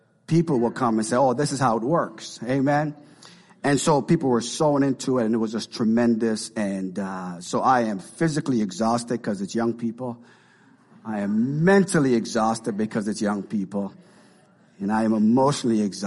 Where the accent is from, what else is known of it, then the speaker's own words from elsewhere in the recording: Canada; now in Marion; we're from Canada